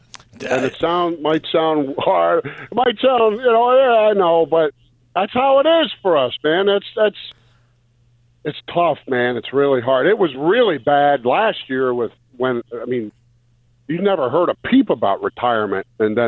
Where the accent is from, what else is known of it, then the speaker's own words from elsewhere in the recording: Rhode Island, United States; now in Tampa, United States; I'm originally from Rhode Island